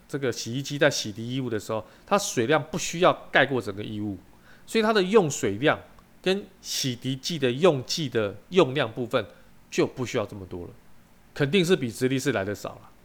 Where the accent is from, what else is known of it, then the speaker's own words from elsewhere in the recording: Taiwan; 我们台湾人民